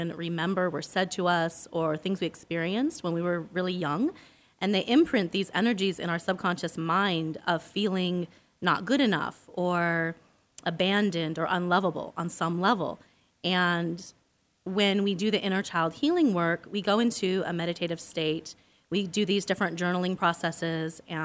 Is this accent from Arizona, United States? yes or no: yes; Arizona, United States; I'm actually from Arizona.